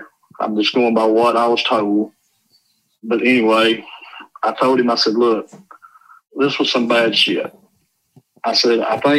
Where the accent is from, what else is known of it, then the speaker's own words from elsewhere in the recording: Haleyville, Alabama, United States; I'm from Haleville. I know a lot of people in Haleville. A lot of people in Haleville know me.